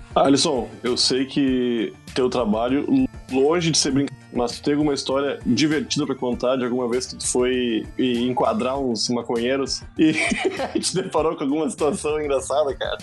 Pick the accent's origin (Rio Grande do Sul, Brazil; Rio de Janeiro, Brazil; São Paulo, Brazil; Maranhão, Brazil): Rio Grande do Sul, Brazil; Eu sou gaúcho.